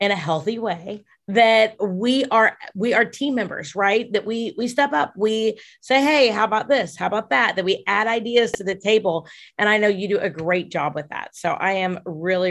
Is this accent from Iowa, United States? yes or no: yes; Dubuque, Iowa, United States; moved away; also born or lived in Wisconsin / Winona, Minnesota; I grew up in Iowa and Wisconsin